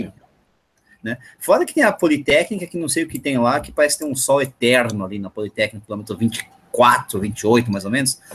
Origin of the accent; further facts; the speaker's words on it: São Paulo, Brazil; eu sou daqui de São Paulo